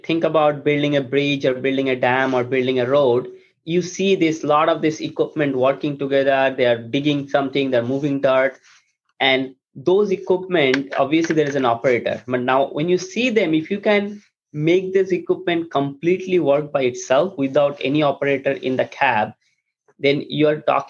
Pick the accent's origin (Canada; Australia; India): India; moved away as an adult; now in United States; I grew up in India. I came to US after my undergraduate